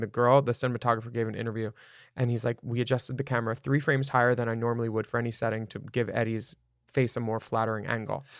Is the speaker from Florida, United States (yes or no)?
yes; Florida, United States; I grew up with wildfires in Florida